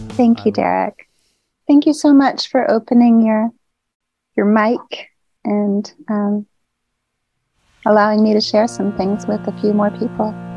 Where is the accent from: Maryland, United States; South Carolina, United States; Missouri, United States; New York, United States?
Missouri, United States; St. Louis; moved away as an adult; also born or lived in New Orleans; now in Austria; I was born in St. Louis